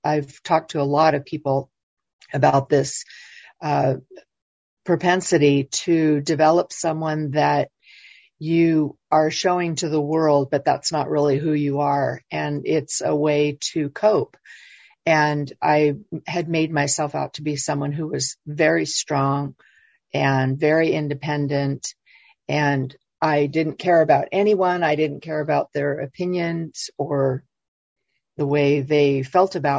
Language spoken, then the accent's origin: English; Los Angeles, California, United States; I was born in Los Angeles